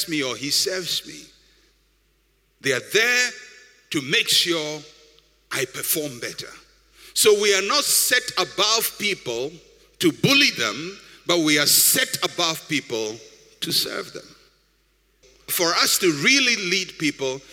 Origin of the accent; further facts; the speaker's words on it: Ghana; I'm a Ghanaian